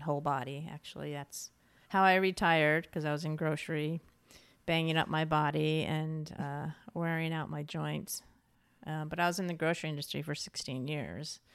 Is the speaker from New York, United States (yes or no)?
yes; New York, United States; moved away; also born or lived in Santa Fe, New Mexico / California / Portland, Oregon; I'm originally from New York State, so lived in Santa Fe, New Mexico for a while